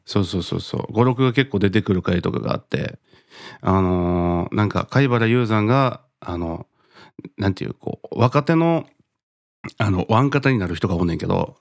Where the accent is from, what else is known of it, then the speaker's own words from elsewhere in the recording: Kansai, Japan; 自分の地元で言ったらさ、なんかこう関西の感じに近いっていうかさ、ああいう雰囲気っていうか。